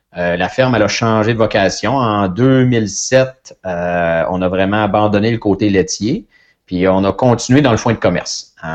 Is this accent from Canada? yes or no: yes; Saint-Gabriel-de-Brandon, Quebec, Canada; je viens de Saint-Gabriel-de-Brandon, une ferme laitière euh, que mes parents avaient